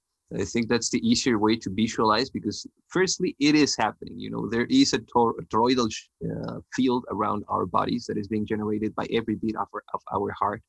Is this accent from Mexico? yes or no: yes; northern Mexico, Mexico; I was born in Mexico